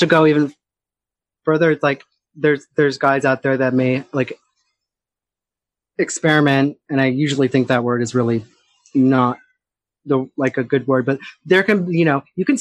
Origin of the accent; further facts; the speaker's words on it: Boston, Massachusetts, United States; also born or lived in Natick; growing up in Boston